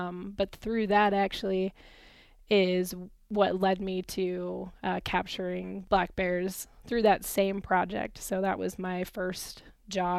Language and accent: English; Southern California, United States; moved away as an adult; now in Nevada, United States; I grew up in Southern California